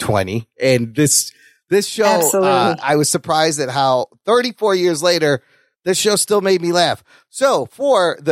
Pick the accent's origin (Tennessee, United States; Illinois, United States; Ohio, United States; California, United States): Illinois, United States; Chicago; We grew up in Chicago.